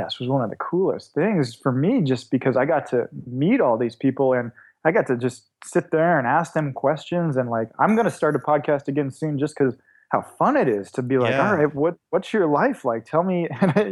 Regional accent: Davis, California, United States; moved away as an adult; also born or lived in Sweden / Edinburgh, Scotland / Portland; Davis, California. So just right between Lake Tahoe and San Francisco in the valley right there

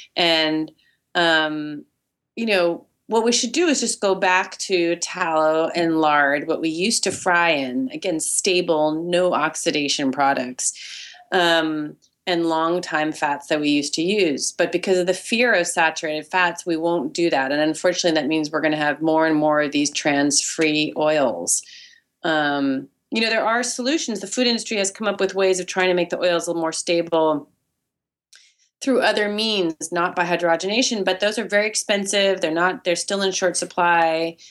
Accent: Berkeley, California, United States; now in New York City, United States; I live in New York City and I grew up in Berkeley, California

